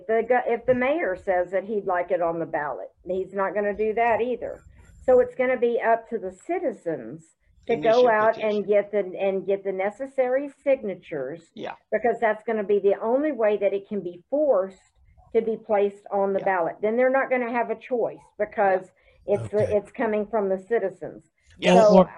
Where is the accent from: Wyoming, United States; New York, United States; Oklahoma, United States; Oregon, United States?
Oklahoma, United States; Broken Arrow; I mean, I'm from Broken Arrow and our city council has taken it, you know, for the whole mask mandate.